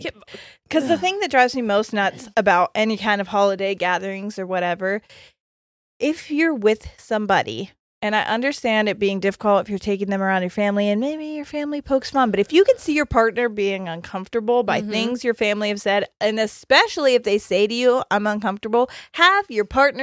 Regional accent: England, United Kingdom; now in United States; I'm English, living in the U.S. whilst I finish my university course. As soon as I've finished, I plan on going home.

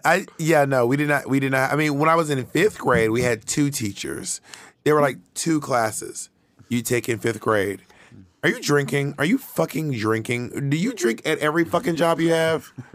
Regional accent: Clayton County, Georgia, United States; I'm from Clayton County

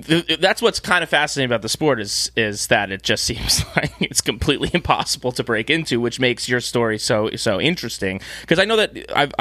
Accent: United States; We're American boys

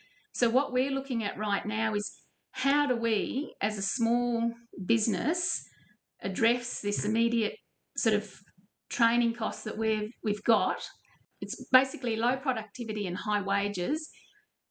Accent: Richmond, Queensland, Australia; moved away; I'm from Richmond in Western Queensland originally, from a sheep and cattle station halfway between Townsville and Mount Isa, so fairly remote.

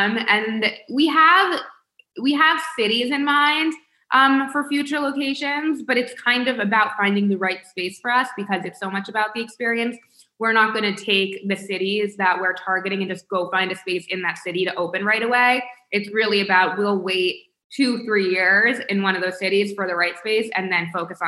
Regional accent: Palm Beach, Florida, United States; We grew up in Palm Beach, but so many people are like, why Palm Beach?

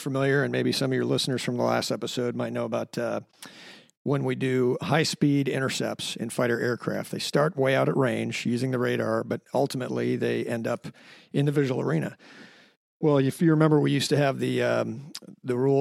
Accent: Sarasota, Florida, United States; also born or lived in Fallon, Nevada; I am originally from Sarasota, Florida

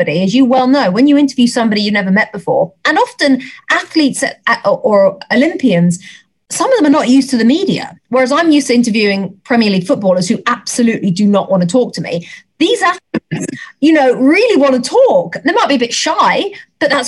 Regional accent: England, United Kingdom; accent: English; moved away as an adult; now in United States; an English accent and to be accepted the way I have been accepted

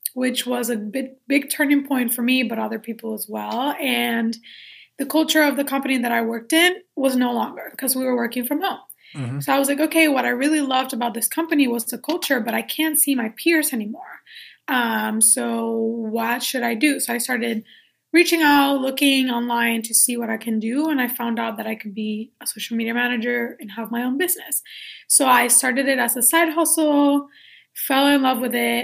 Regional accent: Puerto Rico; I was born and raised in Puerto Rico.

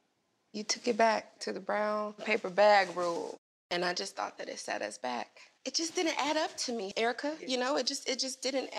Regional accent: the South, United States; growing up in the South

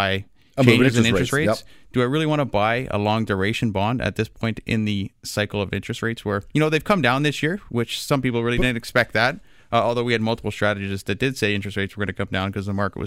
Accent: Canada; as a Canadian investor

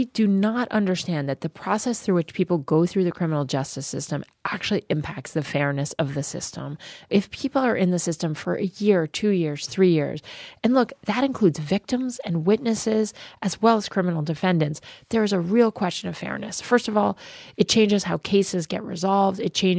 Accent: New Jersey, United States; in my home state, Senator Cory Booker

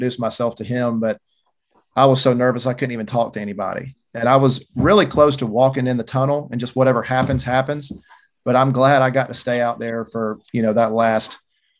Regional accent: Georgia, United States; we're from Georgia

